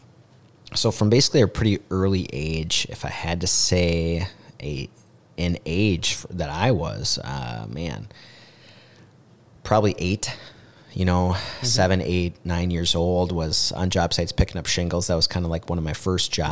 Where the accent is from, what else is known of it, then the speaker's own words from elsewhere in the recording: Mankato, Minnesota, United States; I'm a Mankato boy, and grew up on 325 Van Brunt Street, right down by Mankato West.